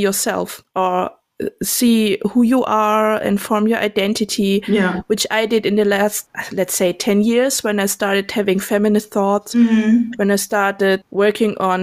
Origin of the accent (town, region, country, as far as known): Germany; also born or lived in Indonesia / Denkendorf, Germany